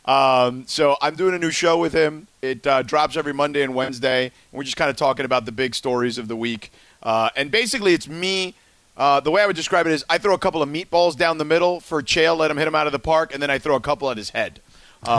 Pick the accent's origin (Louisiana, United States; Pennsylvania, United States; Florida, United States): Florida, United States; Miami; moved away; where I grew up in Miami